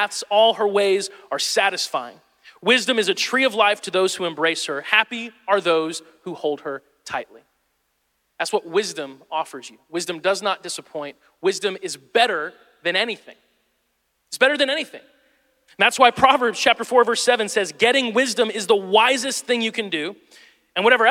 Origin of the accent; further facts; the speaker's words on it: Midwest, United States; moved away; I'm from the Midwest